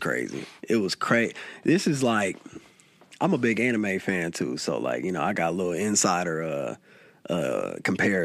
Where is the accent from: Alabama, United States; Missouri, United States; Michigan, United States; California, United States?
Missouri, United States; Kansas City; I was born at right smack dab middle Kansas City